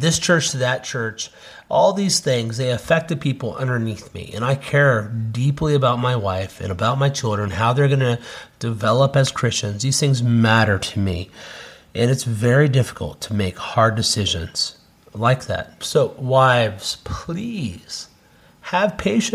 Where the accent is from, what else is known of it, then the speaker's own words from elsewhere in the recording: Cincinnati, Ohio, United States; moved away as an adult; now in South Carolina, United States; We're moving back to our hometown of Cincinnati